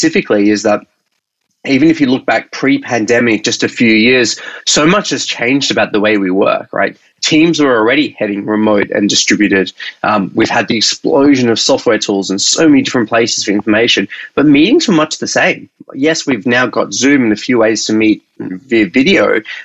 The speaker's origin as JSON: {"language": "English", "country": "Australia", "accent": "Australian", "moved": "yes", "lives_now": "San Francisco, United States", "said": "I'm typically based in San Francisco, originally from Australia. That's my accent."}